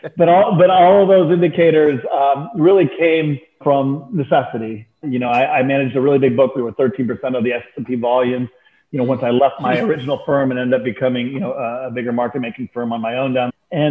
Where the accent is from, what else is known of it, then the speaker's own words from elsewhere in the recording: Texas, United States; also born or lived in London, United Kingdom / Turkey; So I was born in London, lived in Turkey as a child, moved to Texas of all places as at the age of 5 and a half, 6, went to Turkey every summer